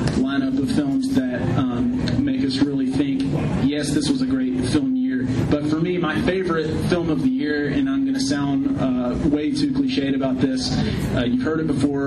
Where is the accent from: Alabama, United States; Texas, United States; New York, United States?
Alabama, United States; Tuscaloosa; now in Montgomery, United States; I'm from Tuscaloosa. I live in the Montgomery area now.